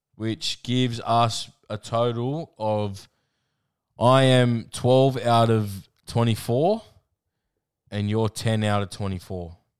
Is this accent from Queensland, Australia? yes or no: yes; Queensland, Australia; Being a Queenslander